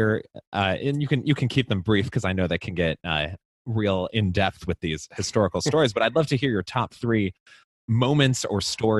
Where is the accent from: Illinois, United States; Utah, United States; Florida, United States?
Illinois, United States; Chicago; The Eisenhower Expressway growing up in Chicago.